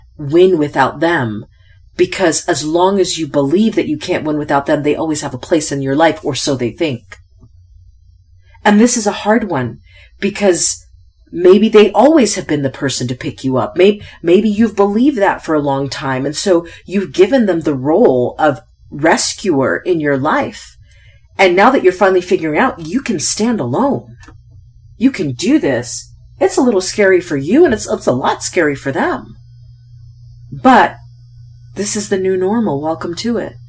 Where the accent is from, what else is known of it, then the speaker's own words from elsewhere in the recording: United States; I won the ovarian lottery by being born an American